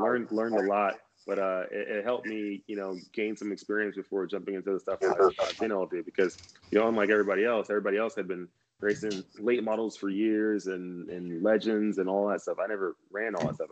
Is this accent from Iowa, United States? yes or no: no; Texas, United States; moved away as an adult; growing up in Texas